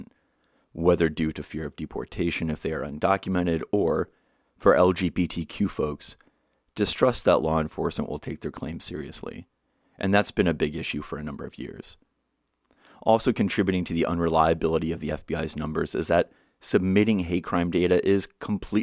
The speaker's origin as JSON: {"language": "English", "region": "Indiana", "country": "United States", "tie": "born or raised there", "said": "My home state of Indiana"}